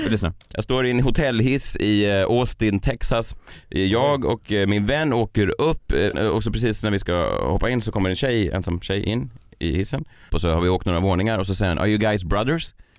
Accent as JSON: {"language": "Swedish", "town": "Stockholm", "region": "Stockholm County", "country": "Sweden", "tie": "born or raised there", "said": "jag är uppvuxen i Vasastan"}